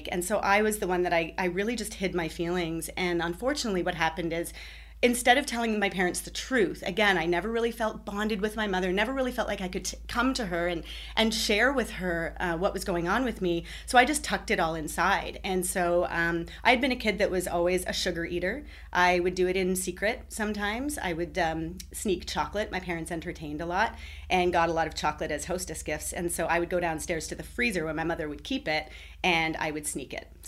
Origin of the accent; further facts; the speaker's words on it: Ottawa, Ontario, Canada; also born or lived in Toronto / United Kingdom; I was born near Toronto. I lived there for several years. I moved to the United Kingdom as a young girl. I was there for three years. I moved back to uh, Toronto and then had another move within the same within the GTA. And then I moved to Ottawa.